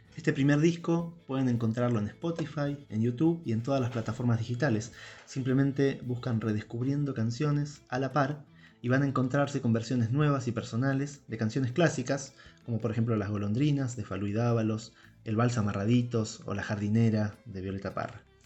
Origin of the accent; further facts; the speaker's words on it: Argentina; los argentinos y las argentinas, que no somos de Santa Cruz